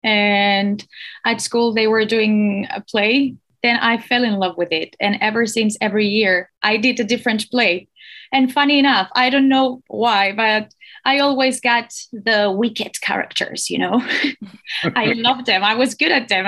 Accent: Barcelona, Catalonia, Spain; moved away as an adult; also born or lived in Stockholm; now in Finland; I'm also from Barcelona

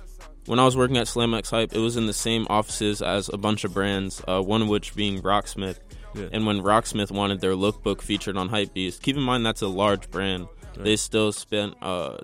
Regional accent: Maplewood, New Jersey, United States; I'm 17 years old. And I'm from Maplewood

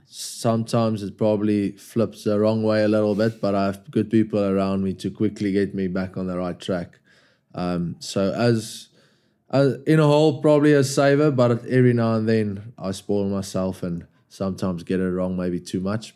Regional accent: South Africa; moved away as an adult; now in England; As a South African

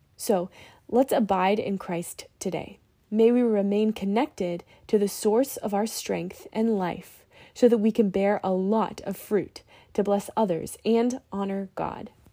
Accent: Virginia, United States; Growing up in Virginia near farmland

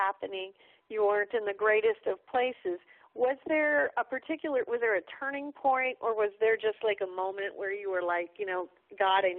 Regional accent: Ohio, United States; also born or lived in California; I was born in California, but, you know, I grew up in Ohio

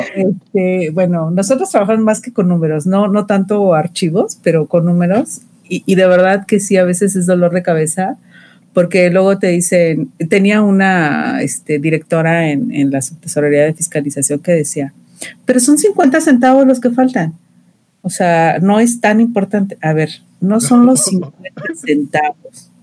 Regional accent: Mexico City, Mexico; de la Ciudad de México, de la región Coyoacán Poniente.

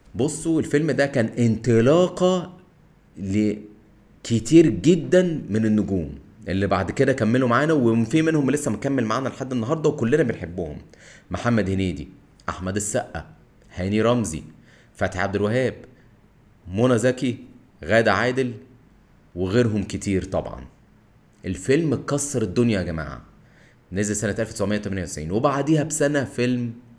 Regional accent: Egypt; علينا كمصريين

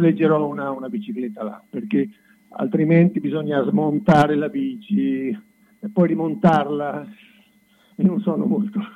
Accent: Marche, Italy; sono marchigiano di Utica

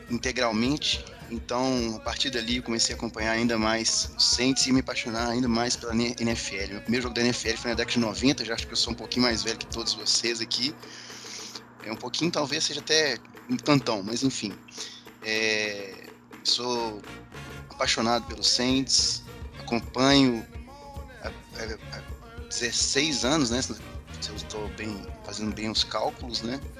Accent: Belo Horizonte, Minas Gerais, Brazil; Sou daqui de Belo

